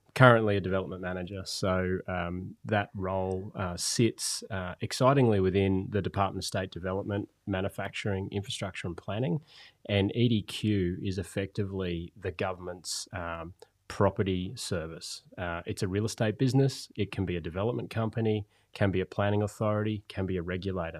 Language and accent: English; Gold Coast, Queensland, Australia; growing up on the Gold Coast